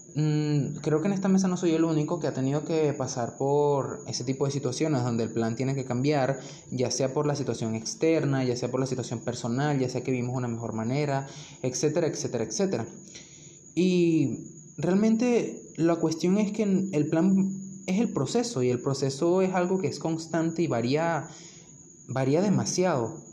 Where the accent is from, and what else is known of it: Venezuela